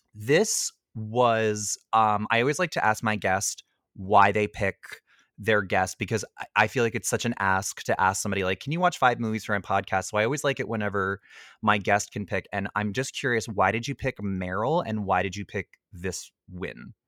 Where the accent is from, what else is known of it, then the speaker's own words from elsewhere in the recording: Ottawa, Ontario, Canada; I'm from Orleans